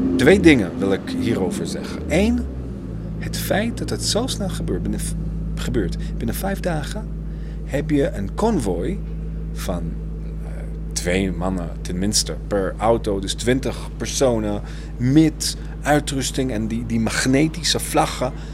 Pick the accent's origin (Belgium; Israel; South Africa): Israel; Haifa, Haifa District; Dutch is a second language; moved away as an adult; now in Netherlands; mijn eigen geboorteplek, Haifa